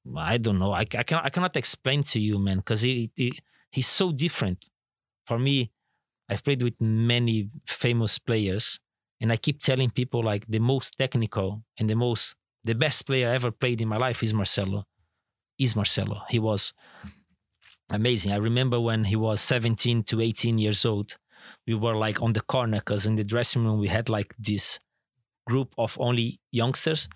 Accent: Florianópolis, Santa Catarina, Brazil; moved away as an adult; also born or lived in Turkey / England; now in Singapore; my hometown, Florianópolis

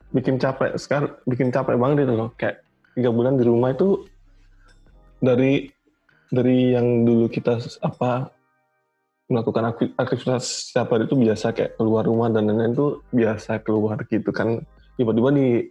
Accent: Surabaya, East Java, Indonesia; now in Jakarta, Indonesia; aku kan dari Surabaya and but now I'm live in I live in Jakarta

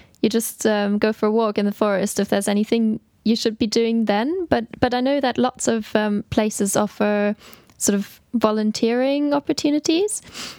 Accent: Germany; moved away; So that wasn't really a thing where I grew up in Germany.

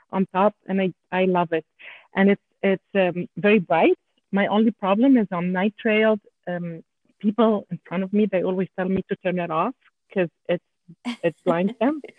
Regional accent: Canada; accent: French Canadian; English is a second language; I'm I'm sorry about my accent because I'm a French Canadian.

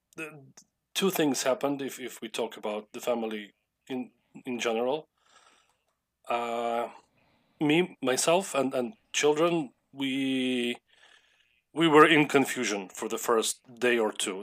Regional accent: Lviv, Lviv Oblast, Ukraine; I was born in Lviv and I have lived in Lviv as my main hometown for my entire life. That's in the west of Ukraine.

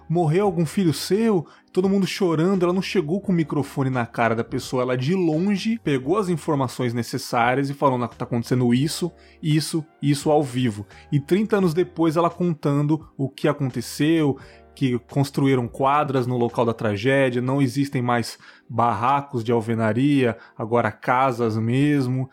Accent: São Paulo, Brazil; moved away; apesar de não morar mais em São Paulo, eu assisto, né? O SPTV, que é a minha cidade natal.

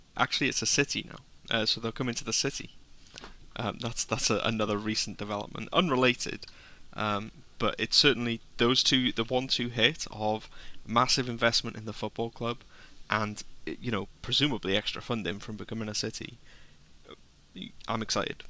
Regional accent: Wrexham, Wales, United Kingdom; I'm from Wrexham

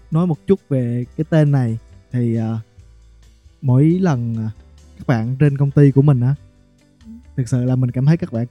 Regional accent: Bình Định, Vietnam; hiện tại là 24 tuổi, mình đến từ Bình Định.

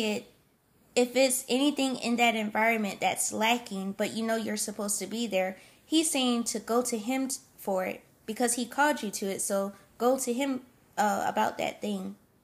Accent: South Carolina, United States; moved away; also born or lived in Pennsylvania; Then we moved down to South Carolina to be, to be closer to some of my family on my mom's side

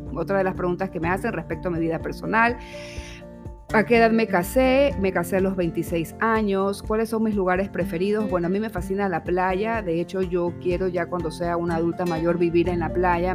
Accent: Guayaquil, Guayas, Ecuador; soy de aquí, de Guayaquil, de Ecuador, nací aquí

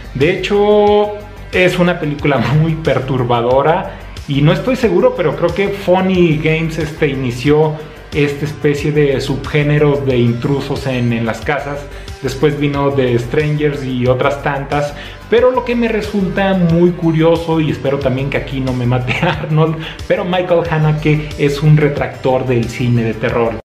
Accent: Zacatecas, Mexico; desde Zacatecas, México

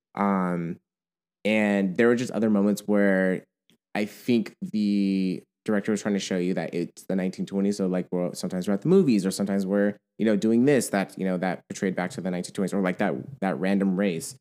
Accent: United States; growing up in America

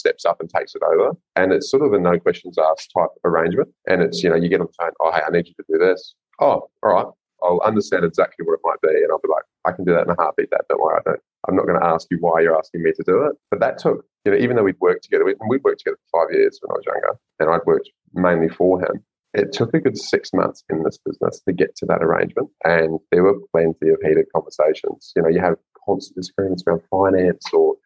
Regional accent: New Zealand; now in Gold Coast, Australia; I'm a Kiwi living in Oz

